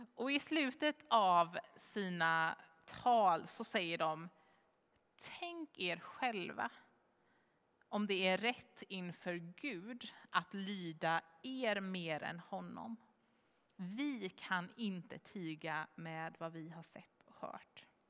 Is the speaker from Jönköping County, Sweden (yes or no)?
yes; Jönköping, Jönköping County, Sweden; Jönköping, svarar jag